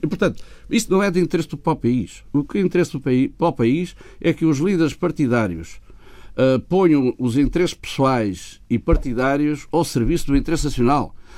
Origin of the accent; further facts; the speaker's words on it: Portugal; como português